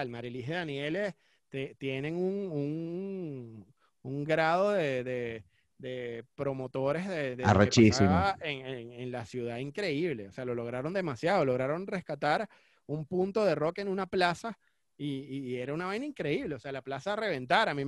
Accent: Caracas, Capital District, Venezuela; born there; also born or lived in Cumaná; yo nací en Caracas, pero me fui a estudiar a Cumaná

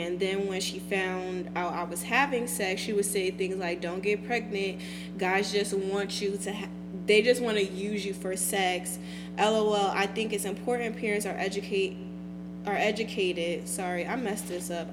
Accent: Nigeria; I am Nigerian

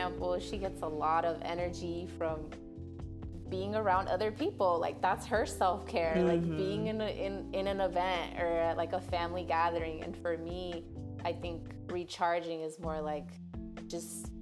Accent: Hayward, California, United States; now in Oakland, United States; I grew up in the Bay, so the Bay is hella diverse

